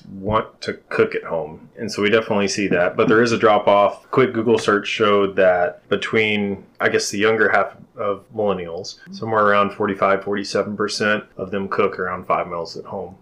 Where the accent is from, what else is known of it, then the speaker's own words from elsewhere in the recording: the Bible Belt, United States; I grew up in the Bible Belt